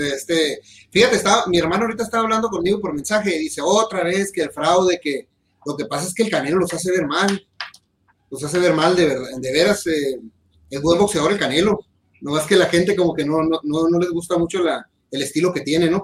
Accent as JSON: {"language": "Spanish", "country": "Mexico", "said": "yo soy mexicano"}